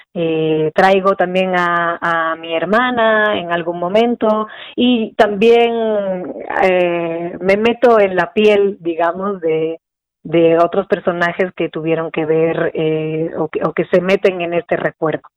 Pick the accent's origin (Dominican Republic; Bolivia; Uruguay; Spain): Spain; now in Mexico; Yo soy española